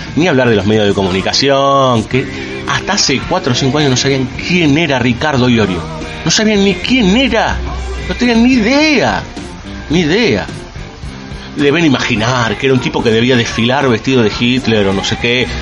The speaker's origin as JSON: {"language": "Spanish", "country": "Argentina", "said": "sobre todo los capitalinos y unos cuantos del conurbano, que creemos que somos el ombligo de la Argentina"}